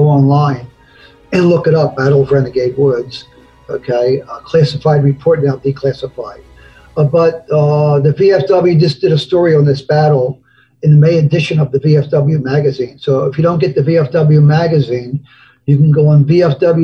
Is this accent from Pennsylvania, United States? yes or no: yes; Philadelphia, Pennsylvania, United States; when I was a kid from 14 years old, I used to sing in the street corners of South Philly